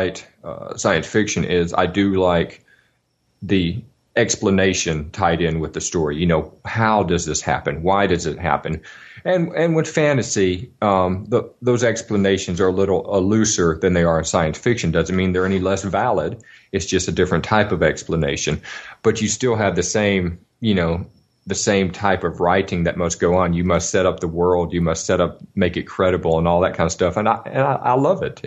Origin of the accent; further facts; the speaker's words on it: Alabama, United States; when I was a kid, I grew up in Alabama